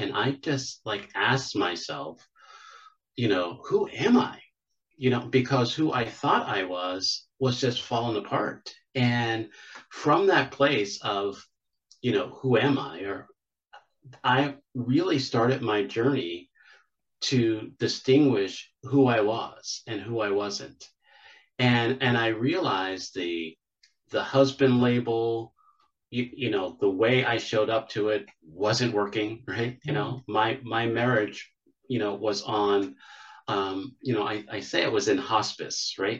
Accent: Pittsburgh, Pennsylvania, United States; now in Charlotte, United States; I'm originally from Pittsburgh, Pennsylvania.

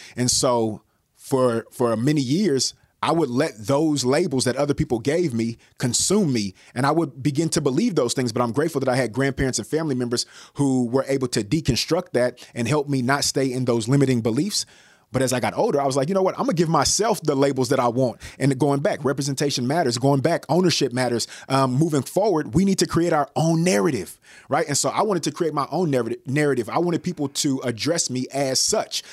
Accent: Bay Area, California, United States; I'm from the Bay Area

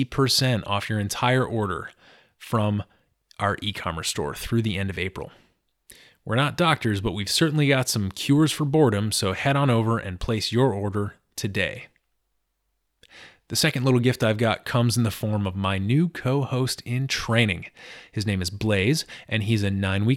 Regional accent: Washington, District of Columbia, United States; here in Washington, D.C., my hometown

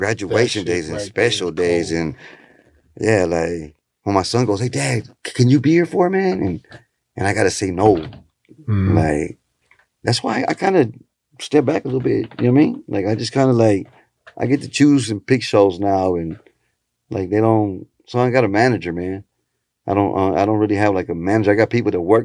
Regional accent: Texas, United States; first language Spanish; English is a second language; also born or lived in Houston / Xalapa, Veracruz; people knew I was from Texas right away. And they knew, I could speak Spanish

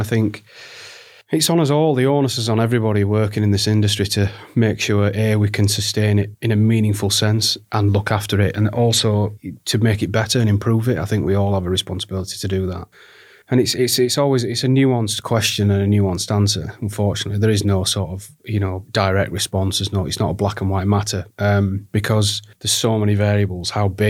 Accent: Barnsley, Yorkshire and the Humber, United Kingdom; But I grew up in Barnsley, which is in South Yorkshire, trapped in between, you know, Sheffield and Leeds

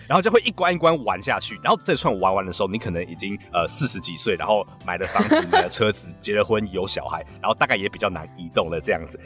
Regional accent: Taiwan; moved away as an adult; now in United States; 从小在台湾长大

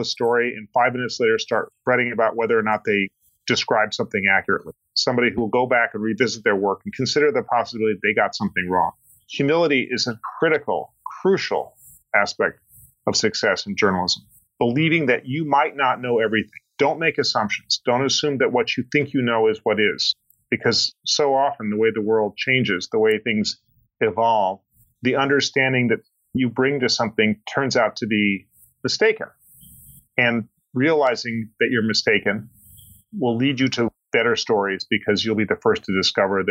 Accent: Boulder, Colorado, United States; I grew up in Boulder, Colorado

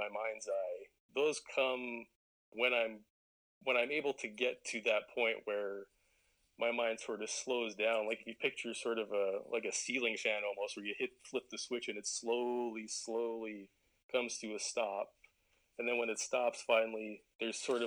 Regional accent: Airdrie, Alberta, Canada; I grew up in Western Canada, obviously, as we talked about, in a small town called Airdrie

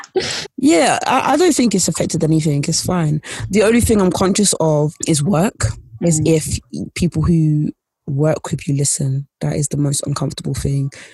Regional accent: London, United Kingdom; also born or lived in Essex; i grew up in east london and I grew up in Essex in a place where it's like near East London.

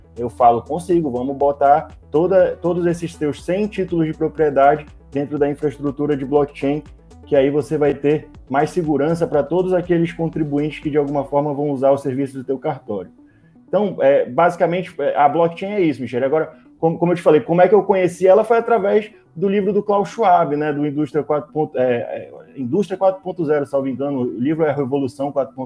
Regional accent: Manaus, Amazonas, Brazil; eu sou, eu sou aqui de Manaus

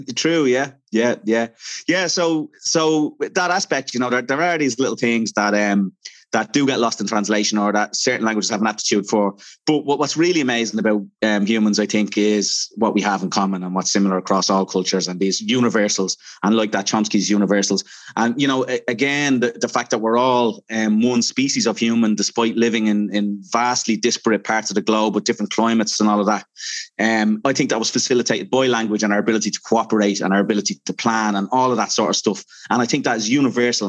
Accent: Dublin, Leinster, Ireland; I'm from Dublin.

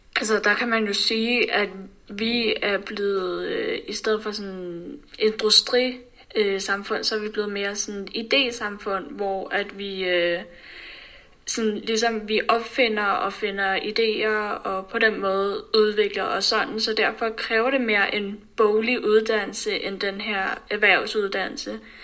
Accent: Denmark; vi som danskere

